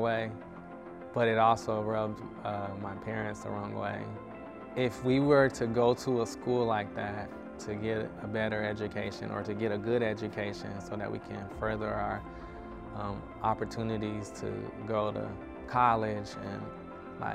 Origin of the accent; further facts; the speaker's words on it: Denver, Colorado, United States; I grew up in Denver, Colorado.